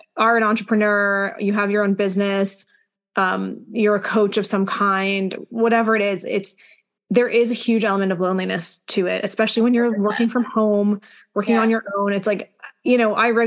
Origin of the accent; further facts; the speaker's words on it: Montreal, Quebec, Canada; now in Kingston, Canada; growing up in Montreal, it's like a super fashionable city